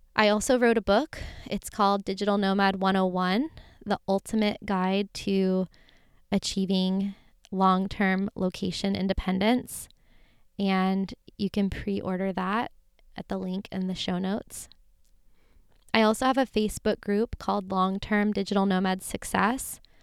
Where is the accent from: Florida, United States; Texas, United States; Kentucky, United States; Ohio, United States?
Florida, United States; moved away; grew up in Florida in a nice middle class life